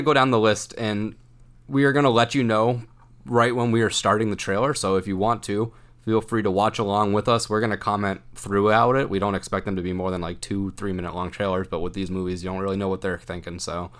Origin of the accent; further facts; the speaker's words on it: Massachusetts, United States; So we're from Massachusetts